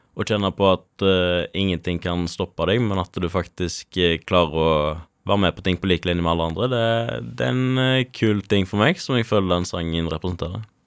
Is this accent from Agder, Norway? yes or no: no; Karmøy, Rogaland, Norway; når vi er fra Karmøy